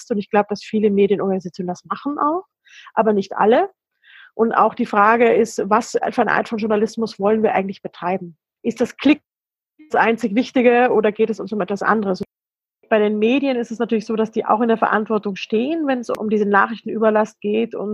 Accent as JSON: {"language": "German", "country": "Germany", "said": "Als Deutsche kann ich natürlich sagen"}